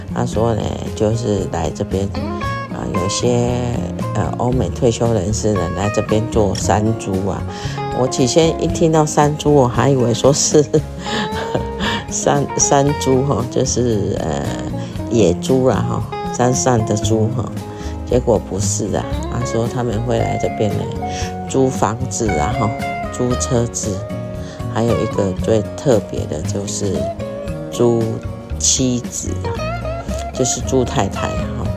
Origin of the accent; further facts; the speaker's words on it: Taiwan; 就像我们台湾啊，我们中国的也是很禁忌什么三十九、二十九啊